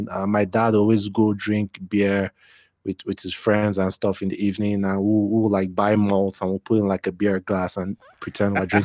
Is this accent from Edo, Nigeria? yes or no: yes; Benin City, Edo, Nigeria; And you know, plus we're from Benin, so my dad has a house there. So you know, we always go back home every now and again.